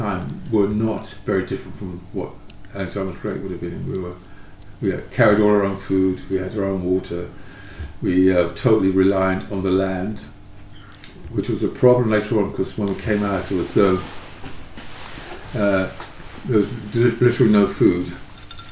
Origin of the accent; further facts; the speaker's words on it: London, United Kingdom; I grew up in Hackney, and it was very tough